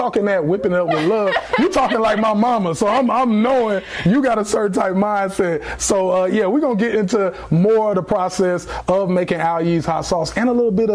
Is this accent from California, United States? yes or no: yes; California, United States; now in Savannah, United States; Korean, but I grew up in California